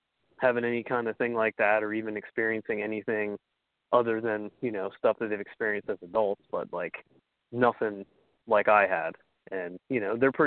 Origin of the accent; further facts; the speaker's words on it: Ohio, United States; also born or lived in New York; we moved to Ohio from New York when I was around 6 and a half, going on 7